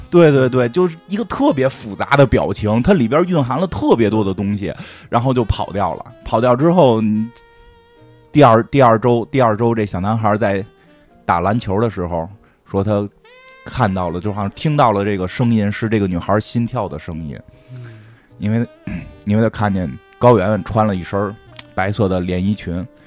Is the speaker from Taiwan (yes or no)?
no; Beijing, China; 咱们很，北京人